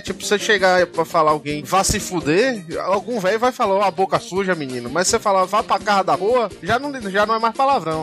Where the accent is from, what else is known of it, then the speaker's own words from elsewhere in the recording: Bahia, Brazil; accent: baianês; a gente é um bocado de baiano